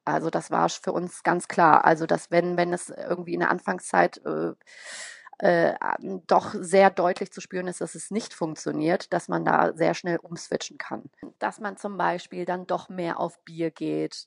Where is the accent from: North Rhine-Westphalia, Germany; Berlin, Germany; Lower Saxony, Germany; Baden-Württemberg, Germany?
North Rhine-Westphalia, Germany; Bonn; wohne in Bonn, bin auch gebürtige Bonnerin